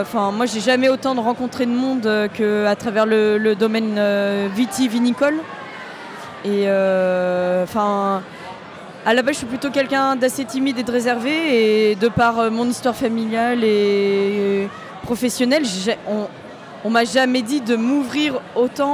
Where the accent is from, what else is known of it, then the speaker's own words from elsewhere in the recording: La Rochelle, Nouvelle-Aquitaine, France; moved away as an adult; now in Beaujolais, France; à la base je viens de La Rochelle. Je suis arrivée dans le Beaujolais parce que j'avais trouvé un travail.